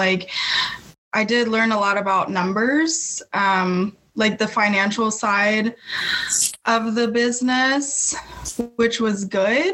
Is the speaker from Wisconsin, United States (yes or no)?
no; New Mexico, United States; moved away as an adult; now in Austin, United States; I'm from New Mexico, but I've been here like 11 years